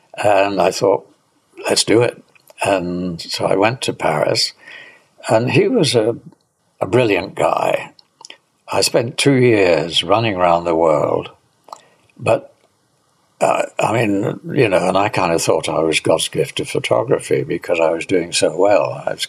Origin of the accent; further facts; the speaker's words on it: United Kingdom; being a Brit, I didn't say, look, I think you're a great photographer.